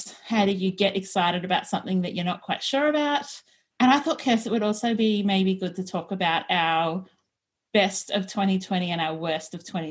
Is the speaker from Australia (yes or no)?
yes; Australia; we are two Aussie professional organisers and declutter coaches